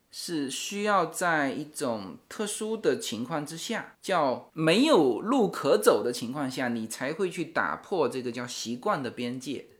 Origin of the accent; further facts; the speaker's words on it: China; 我们中国人特别讲究